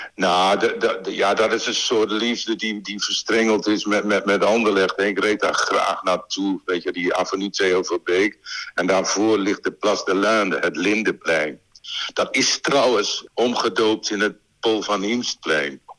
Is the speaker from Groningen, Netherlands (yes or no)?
yes; Winschoten, Groningen, Netherlands; moved away as an adult; also born or lived in Brussels; ik kom uit Winschoten